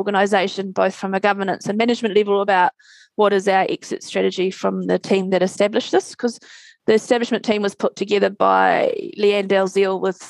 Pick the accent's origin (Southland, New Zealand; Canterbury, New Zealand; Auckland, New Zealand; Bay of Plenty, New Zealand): Canterbury, New Zealand; Christchurch; we're both from Christchurch.